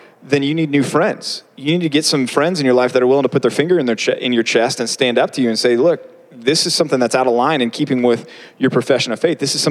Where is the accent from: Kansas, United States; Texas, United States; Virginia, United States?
Texas, United States; I grew up in Texas, so I had a big open field behind me